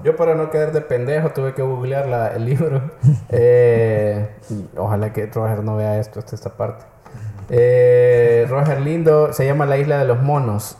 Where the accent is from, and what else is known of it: El Salvador